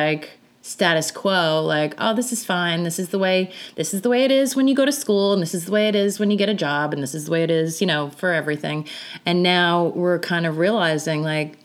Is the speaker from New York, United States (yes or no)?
yes; New York City, New York, United States; I'm from New York. I live in New York.